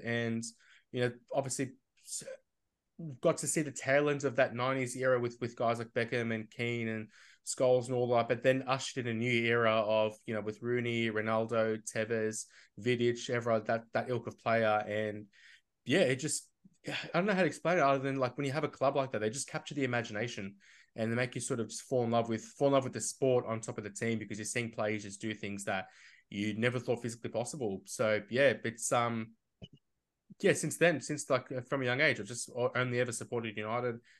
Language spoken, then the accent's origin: English; Melbourne, Victoria, Australia; I'm from Melbourne